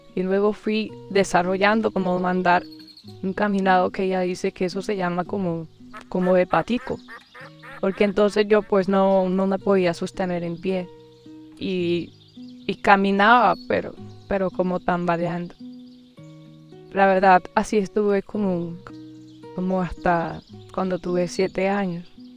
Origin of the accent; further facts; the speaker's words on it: Cartagena, Bolívar, Colombia; also born or lived in Barranquilla; nací en Barranquilla. Y más o menos desde que tengo unos dos años de edad vivo acá en Cartagena.